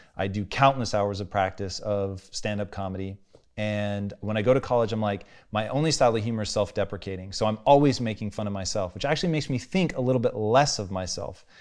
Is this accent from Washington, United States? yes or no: yes; Tacoma, Washington, United States; growing up in Tacoma, dude, it was white people twenty-four